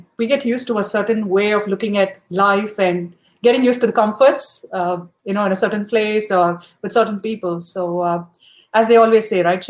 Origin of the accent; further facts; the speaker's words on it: India; moved away as an adult; growing up in India and then moving to a different country